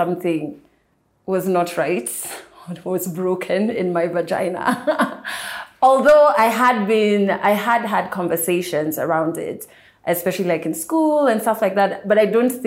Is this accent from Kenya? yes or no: yes; Kenya; I am a Kenyan media personality